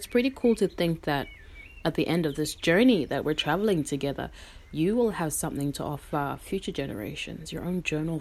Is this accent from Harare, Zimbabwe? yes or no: yes; Harare, Zimbabwe; now in Melbourne, Australia; I am a Karanga woman, born and raised in Harare, Zimbabwe, and now I'm living in so-called Melbourne, Australia